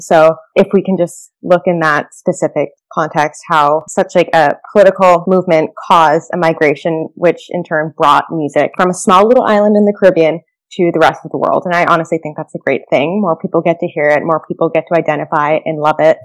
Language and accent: English; Canada; my family's from Jamaica. I grew up in Canada